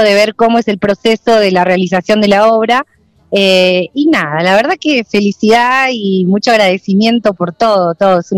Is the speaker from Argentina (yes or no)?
yes; Trevelin, Chubut, Argentina; also born or lived in Esquel; venimos desde Trevelin y desde Esquel, desde Chubut, así que bueno, muy emocionante todo.